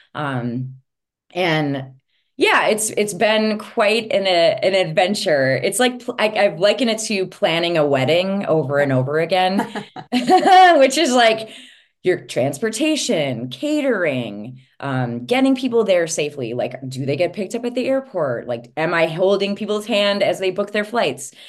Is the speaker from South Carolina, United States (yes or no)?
no; Princeton, Minnesota, United States; I grew up in Princeton, Minnesota